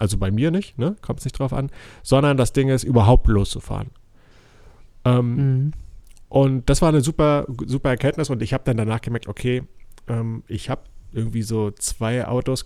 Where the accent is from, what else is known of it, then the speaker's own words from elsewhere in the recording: Mecklenburg-Vorpommern, Germany; hier bei uns in Mecklenburg